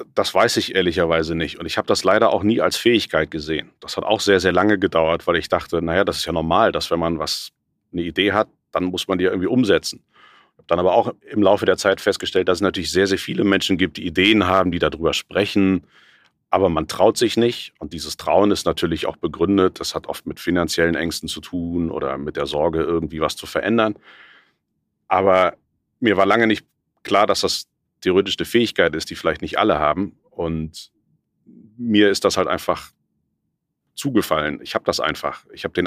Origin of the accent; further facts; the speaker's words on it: Cologne, North Rhine-Westphalia, Germany; ich bin in Köln geboren, habe da in einer kleinen Agentur gearbeitet